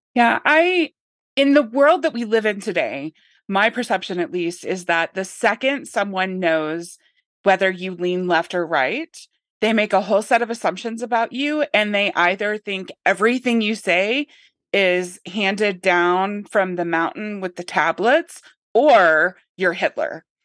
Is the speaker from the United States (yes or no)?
yes; Northern Arkansas, United States; I grew up in Northern Arkansas